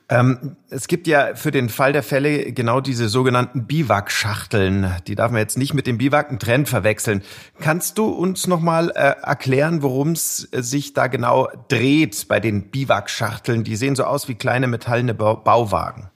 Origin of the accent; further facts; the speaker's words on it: around Munich, Bavaria, Germany; meiner Heimat rund um München